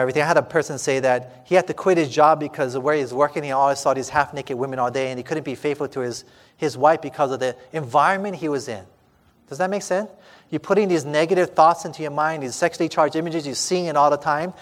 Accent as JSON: {"language": "English", "region": "Hawaii", "country": "United States", "said": "I'm from Hawaii."}